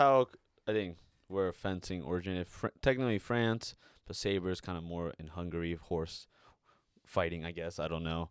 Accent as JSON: {"language": "English", "town": "Redwood City", "region": "California", "country": "United States", "tie": "born or raised there", "said": "I lived there for ten plus years. You know, that's my hometown"}